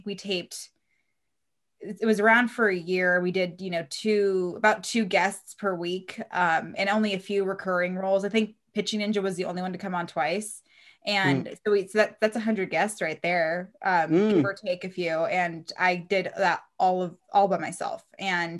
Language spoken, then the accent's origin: English; Reno, Nevada, United States; I was a big Diamondbacks fan because I'm from Reno